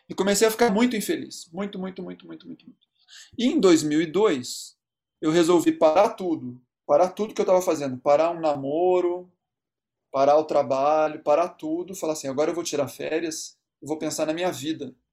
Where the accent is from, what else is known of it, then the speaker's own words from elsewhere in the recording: Rio de Janeiro, Brazil; now in São Paulo, Brazil; para as pessoas que vinham de fora, né, eu vim do Rio, enfim...